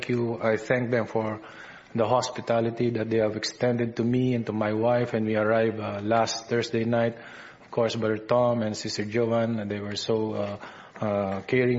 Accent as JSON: {"language": "English", "country": "Philippines", "accent": "Filipino English", "said": "my Filipino English accent"}